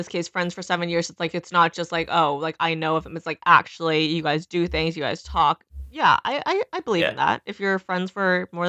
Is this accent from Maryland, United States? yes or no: no; Beaumont, Texas, United States; So I think doing freshman year in Beaumont, which is my hometown, essentially, that was where I was born. Very hillbilly, very ratchet, honestly.